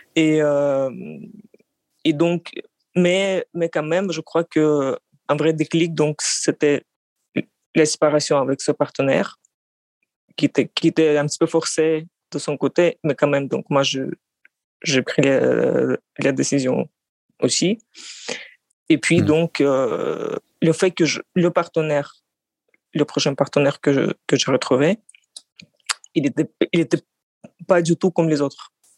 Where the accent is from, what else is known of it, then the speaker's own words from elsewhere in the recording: Russia; French is a second language; also born or lived in France; now in Moscow, Russia; je suis russe, géorgien. Euh, c'est-à-dire que mon père est géorgien